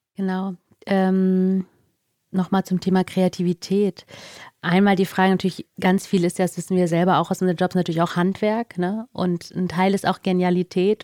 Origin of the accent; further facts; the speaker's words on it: Northern Germany, Germany; ich auch als Norddeutsche